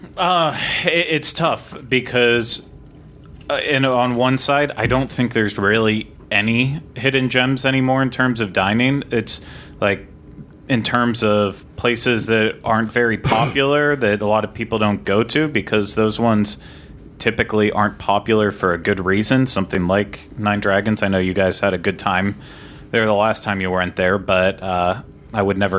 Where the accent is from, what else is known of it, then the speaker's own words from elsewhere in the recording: Western Pennsylvania, United States; now in Orlando, United States; growing up in Western Pennsylvania